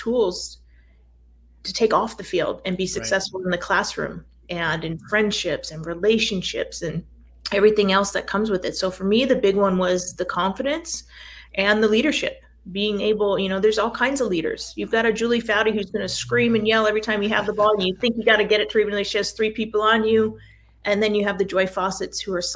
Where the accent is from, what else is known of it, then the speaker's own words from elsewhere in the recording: Escondido, California, United States; also born or lived in Portland, Oregon; I grew up in Escondido and went up to University of Portland